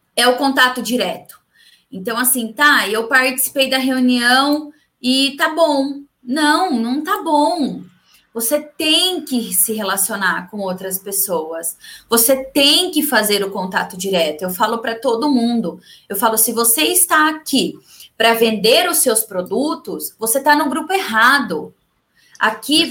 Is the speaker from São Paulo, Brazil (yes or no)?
yes; São Carlos, São Paulo, Brazil; eu sou São Carlense, eu vim para Araraquara fazer o curso em Pretec